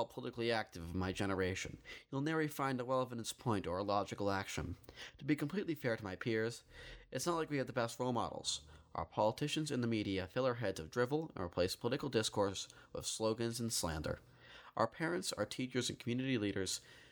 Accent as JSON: {"language": "English", "town": "New York City", "region": "New York", "country": "United States", "tie": "born or raised there", "said": "I'm a true born and bred New Yorker"}